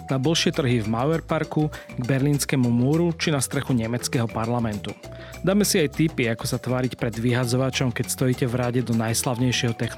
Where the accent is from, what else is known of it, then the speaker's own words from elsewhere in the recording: Horehronie, Banská Bystrica Region, Slovakia; sme vlastne obaja doma na Horehroni